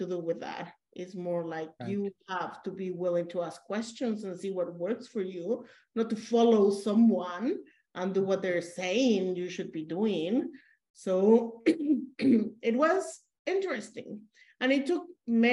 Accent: Mexico; I'm supposed to be a Mexican

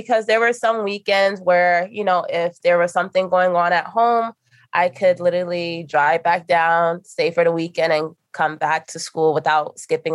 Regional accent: New York City, New York, United States; also born or lived in Queens, New York; born and raised in Brooklyn, live in Queens

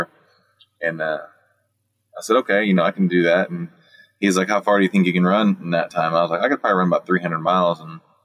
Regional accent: Columbus, Indiana, United States; I'm from Columbus, Indiana. It's a little town just south of Indianapolis. It's right in the middle of Indianapolis and Louisville

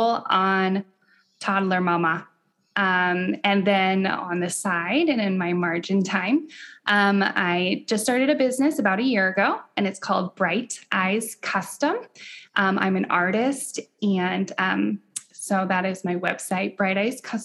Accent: Denver, Colorado, United States; I am from Denver, Colorado, in the States.

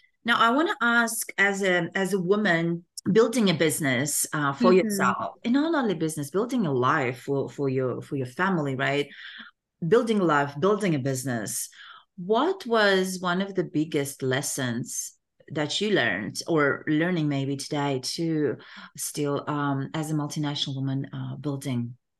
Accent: Kazakhstan; English is a second language; I was born in Kazakhstan and grew up in Kazakhstan, but I can definitely relate to not being able to travel.

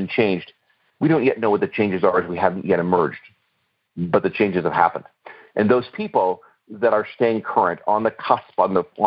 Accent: Canada

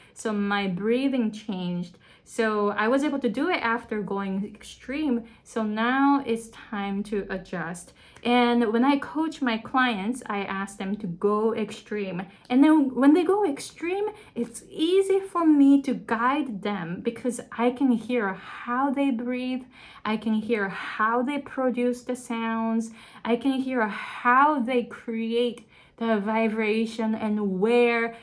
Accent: Japan; first language Japanese; English is a second language; moved away as an adult; now in Hawaii, United States

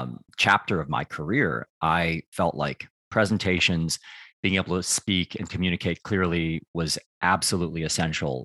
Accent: United States; also born or lived in Taiwan (ancestry); now in Beckenham, United Kingdom; I grew up in the United States

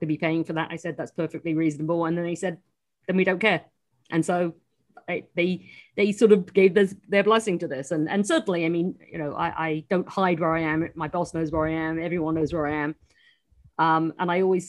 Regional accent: United Kingdom; moved away as an adult; now in New York, United States; I'm still a British citizen as well

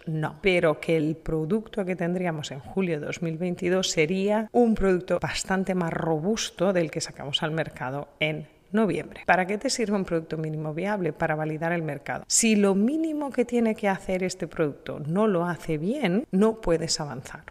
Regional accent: Spain; en mi país, en España

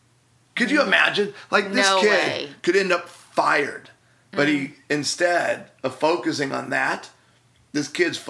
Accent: Chicago, Illinois, United States; So the my Chicago Bears, because I'm from Chicago.

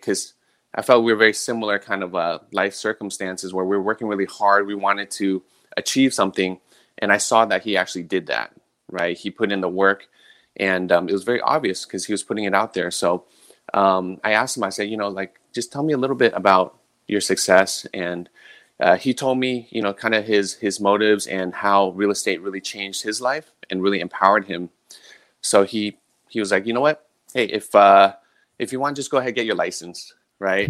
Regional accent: San Mateo, California, United States; moved away as an adult; also born or lived in Millbrae / Hawaii; I'm a San Mateo native, born and raised in the Bay Area

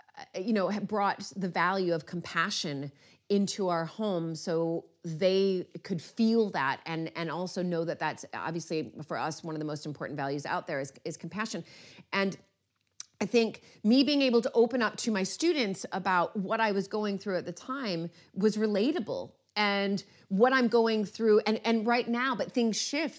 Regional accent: United States; now in United Kingdom; as an American

